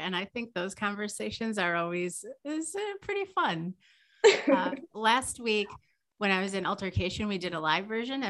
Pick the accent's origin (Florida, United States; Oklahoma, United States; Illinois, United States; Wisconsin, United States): Wisconsin, United States; Green Bay; And I come from Green Bay, where the world's toilet paper is produced.